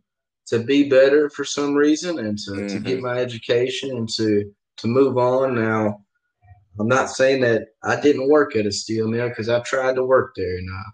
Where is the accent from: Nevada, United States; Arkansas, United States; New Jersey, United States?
Arkansas, United States; Blytheville; also born or lived in Pennsylvania; I was raised in Arkansas. I was born in Pennsylvania, but raised there in Blytheville.